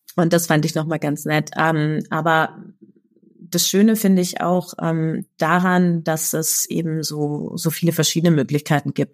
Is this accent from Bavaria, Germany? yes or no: yes; Munich, Bavaria, Germany; in München, meiner Heimatstadt